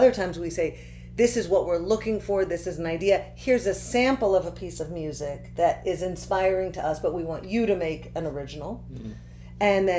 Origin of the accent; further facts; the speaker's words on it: Santa Cruz, California, United States; I was born in Santa Cruz, California.